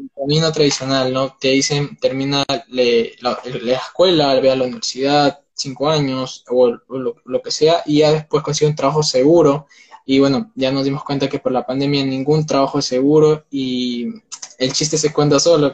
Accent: Peru; tengo 19 años, soy de Perú

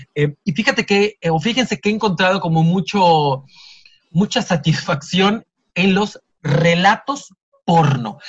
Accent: Yucatán, Mexico; soy yucateco

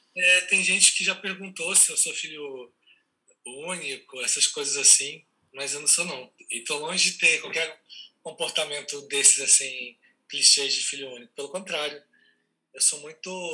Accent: Mato Grosso, Brazil; also born or lived in Rio de Janeiro, Brazil; now in São Paulo, Brazil; Eu nasci em Mato Grosso, é, sou Mato Grossense

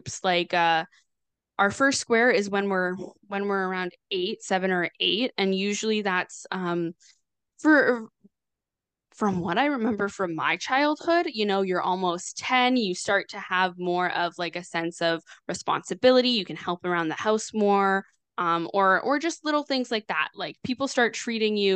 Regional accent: Canada; I'm Canadian

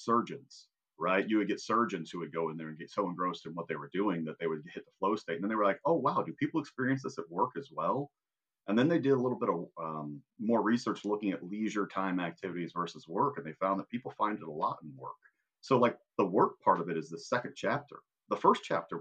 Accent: Indiana, United States; I'm from Indiana

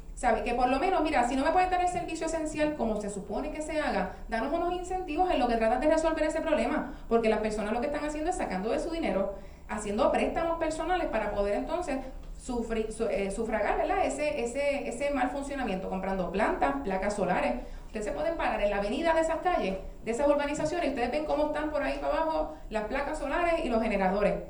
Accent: Ponce, Puerto Rico; moved away as an adult; now in Juana Díaz, Puerto Rico; soy residente de Ponce original, me mudó a Juana hace 13 años

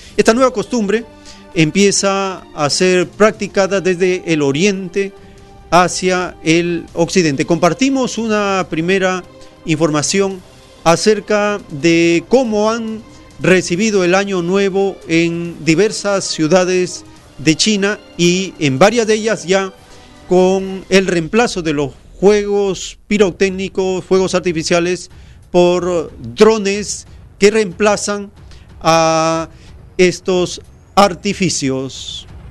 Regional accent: Peru

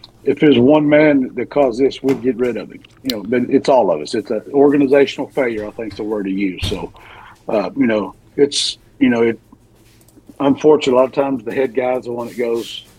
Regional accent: Oklahoma, United States; I was quarter Choctaw and I was from Oklahoma

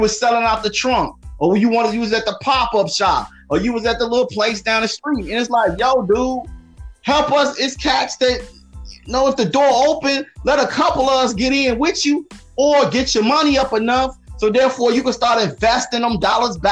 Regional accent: Chicago, Illinois, United States; I'm from Chicago

